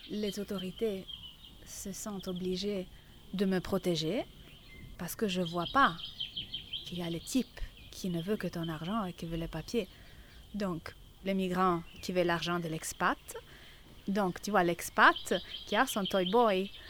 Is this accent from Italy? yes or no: yes; Italy; French is a second language; now in Brussels, Belgium; Je suis italienne, je suis à Bruxelles depuis plus de 20 ans.